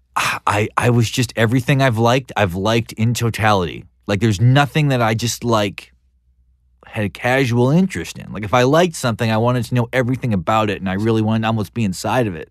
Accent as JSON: {"language": "English", "region": "North Dakota", "country": "United States", "tie": "born or raised there", "said": "growing up in North Dakota and listening to hair metal"}